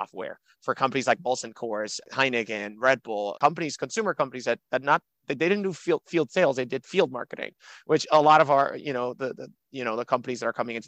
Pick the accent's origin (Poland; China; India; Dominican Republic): Dominican Republic; also born or lived in Miami, United States; now in New York, United States; I'm from the Dominican Republic. I came, graduated high school in Miami, went to college at New York University